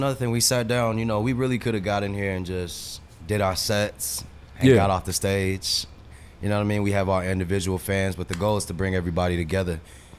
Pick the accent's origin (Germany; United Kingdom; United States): Germany; born there; So I was born in Germany.